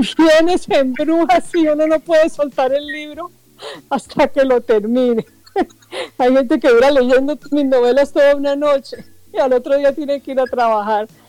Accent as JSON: {"language": "Spanish", "region": "Bogotá", "country": "Colombia", "moved": "as an adult", "lives_now": "Barranquilla, Colombia", "said": "soy de Bogotá, pero vivo acá en la ciudad de Barranquilla hace aproximadamente 30 años"}